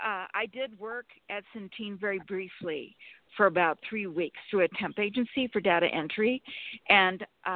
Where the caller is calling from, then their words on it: Sacramento, California, United States; Sacramento, California.